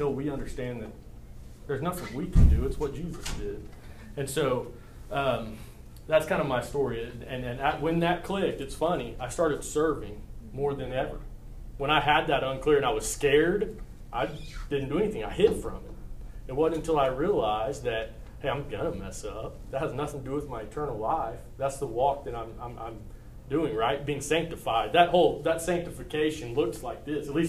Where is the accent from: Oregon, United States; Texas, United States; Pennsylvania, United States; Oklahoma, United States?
Oklahoma, United States; Perry; I was born and raised in Perry, Oklahoma.